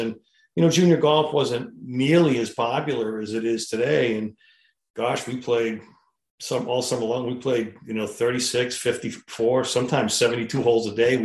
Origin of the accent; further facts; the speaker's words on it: Manchester, New Hampshire, United States; I grew up in Manchester, New Hampshire